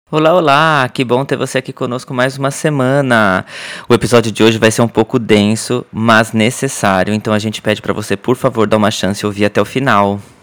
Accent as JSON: {"language": "Portuguese", "country": "Brazil", "moved": "yes", "said": "A gente parece que fica mais brasileiro quando sai do Brasil"}